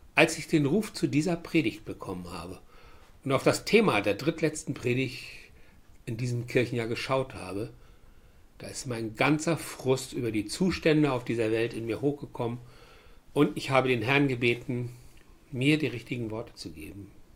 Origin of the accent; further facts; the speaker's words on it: Germany; Ich bin ein Deutscher